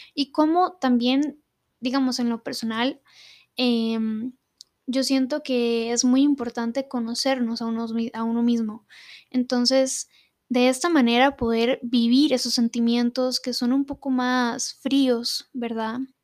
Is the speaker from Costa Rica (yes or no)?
yes; Costa Rica; acá en mi país, Costa Rica